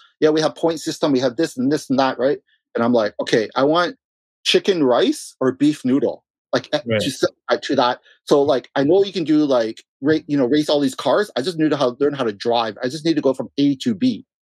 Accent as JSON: {"language": "English", "country": "Russia", "said": "you know, I came from Russia. You know, a lot of clients are from Dubai and Russia."}